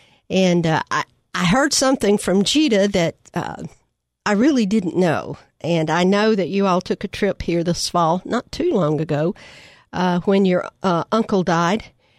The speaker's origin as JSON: {"language": "English", "region": "Michigan", "country": "United States", "said": "I'm from Michigan, right?"}